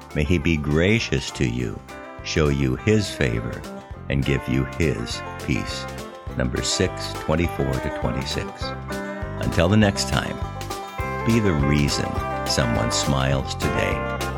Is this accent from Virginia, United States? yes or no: no; Southern California, United States; I was raised in Southern California